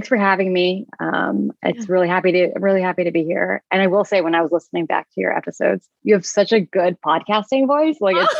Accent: California, United States; born there; So they came to the US before I was born, when I was born in California.

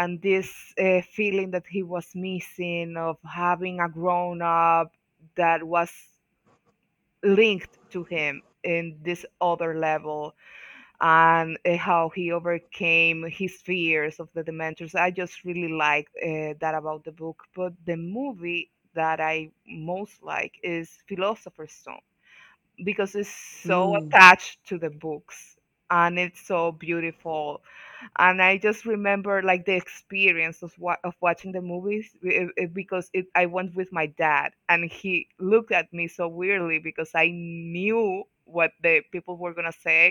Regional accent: Dominican Republic; I'm from Dominican Republic, all the way in the Caribbean.

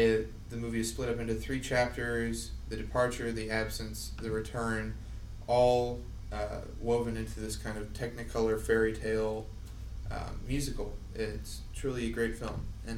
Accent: Kansas City, Missouri, United States; welcome to the Watch and Learn podcast. I'm a Kansas City native studying journalism here at the University of Missouri.

